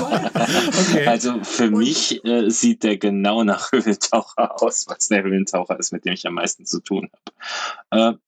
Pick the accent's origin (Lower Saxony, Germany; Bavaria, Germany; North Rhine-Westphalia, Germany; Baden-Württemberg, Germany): North Rhine-Westphalia, Germany; Cologne; als Kölner